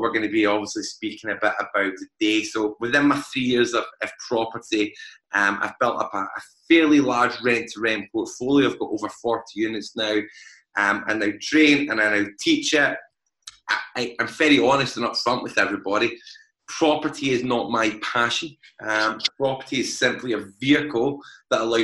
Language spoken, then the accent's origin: English; Glasgow, Scotland, United Kingdom; As most people can tell by my accent, I am from Glasgow